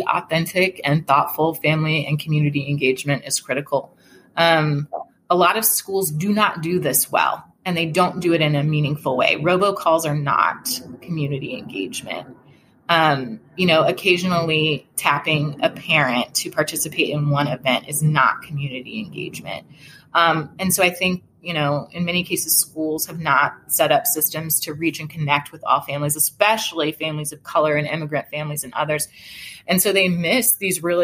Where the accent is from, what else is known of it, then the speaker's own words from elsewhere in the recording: Atlanta, Georgia, United States; moved away as an adult; I grew up in Atlanta. And I left Georgia for college and law school